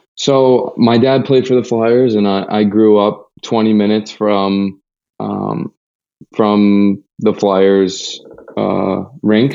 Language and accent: English; United States